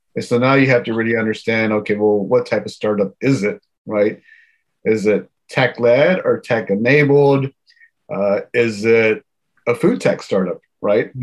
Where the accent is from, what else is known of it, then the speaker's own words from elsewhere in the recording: Houston, Texas, United States; now in Silicon Valley, United States; my hometown is Houston, born and raised